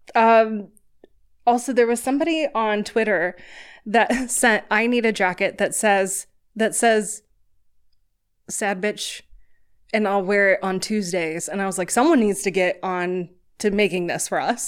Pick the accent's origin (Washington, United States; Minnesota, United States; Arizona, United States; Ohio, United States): Ohio, United States; moved away as an adult; now in New York City, United States; I'm from Ohio